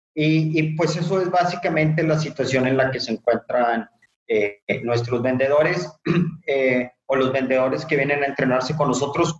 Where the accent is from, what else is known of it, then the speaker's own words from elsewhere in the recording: Monterrey, Nuevo León, Mexico; yo soy originario de Monterrey